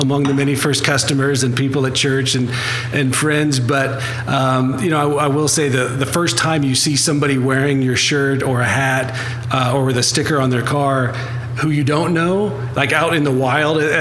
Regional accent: Southeast Iowa, United States; now in Oklahoma, United States; I grew up in Southeast Iowa.

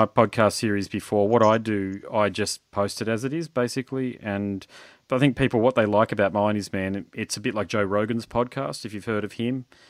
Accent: Queensland, Australia; I'm not from Sydney or Melbourne. I'm from Queensland

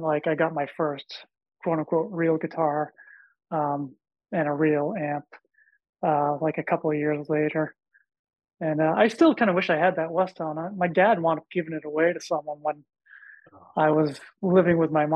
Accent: Boston, Massachusetts, United States; growing up around Boston

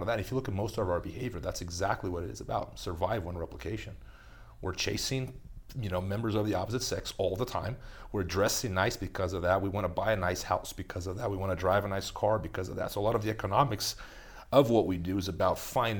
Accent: Brazil; moved away; I grew up in Brazil

